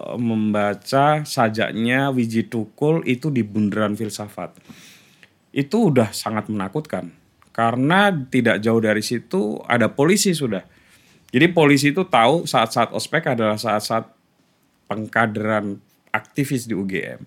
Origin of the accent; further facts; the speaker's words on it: Kulis village, Central Java, Indonesia; accent: Pantura, East Javanese; moved away as an adult; also born or lived in Rembang / Yogyakarta; secara kultural saya ini sebetulnya orang Jawa Timur, hmm. tapi secara teritori saya ini orang Jawa Tengah